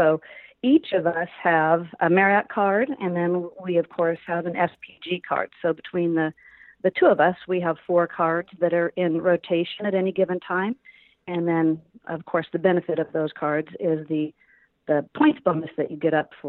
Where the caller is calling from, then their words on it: California, United States; I am in beautiful Southern California, not too far from Disneyland and Newport Beach.